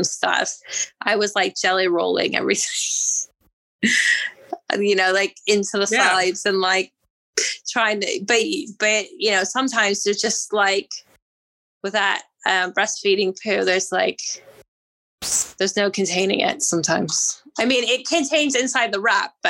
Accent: Virginia, United States; moved away as an adult; also born or lived in Georgia, United States / California, United States; now in London, United Kingdom; I grew up in Virginia and then I went to school in Georgia

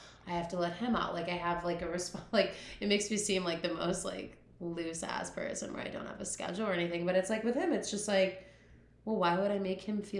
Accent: Chicago, Illinois, United States; I'm from Chicago.

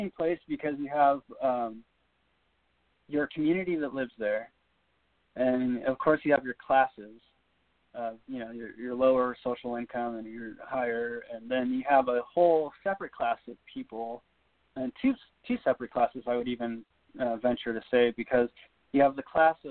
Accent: Big Bear, California, United States; I grew up in Big Bear

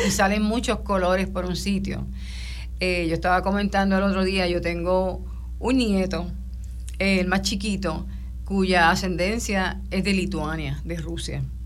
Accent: Puerto Rico; muchos de los puertorriqueños

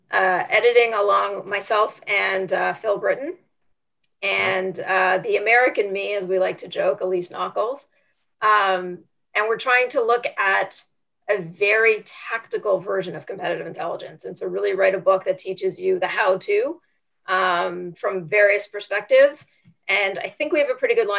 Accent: Canada; moved away; I am Canadian

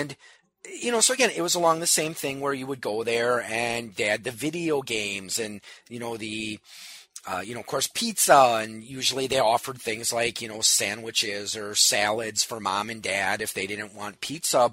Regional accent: New Berlin, Wisconsin, United States; my hometown of New Berlin

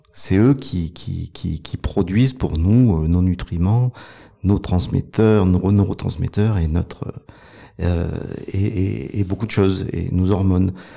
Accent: Provence-Alpes-Côte d'Azur, France; Je suis un montagnard. Euh, à la base, je suis originaire de, des Alpes, des Hautes-Alpes.

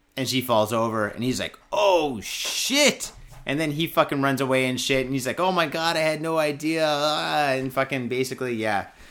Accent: Detroit, Michigan, United States; now in Japan; my hometown is a piece of shit

